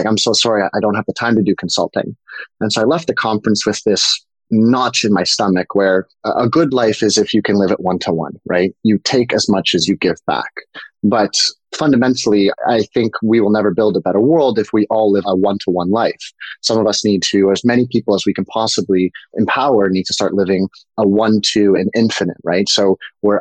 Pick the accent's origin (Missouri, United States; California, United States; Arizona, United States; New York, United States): New York, United States; also born or lived in Canada; I grew up in New York. I'm originally Canadian, but we grew up in New York